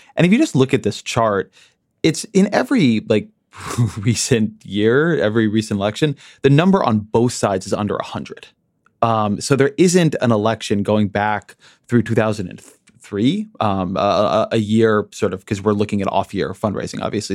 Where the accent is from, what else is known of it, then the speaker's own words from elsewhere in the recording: United States; I'm an American. Alabama's part of my country